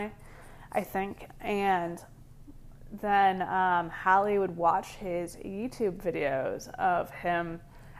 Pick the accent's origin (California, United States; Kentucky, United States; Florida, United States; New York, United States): California, United States; also born or lived in Ohio; I literally live in California. Like, I'm from California, but go to school in Ohio